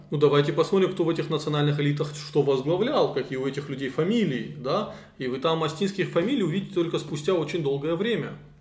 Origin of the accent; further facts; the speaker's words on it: North Caucasus, Russia; мы живем на своей земле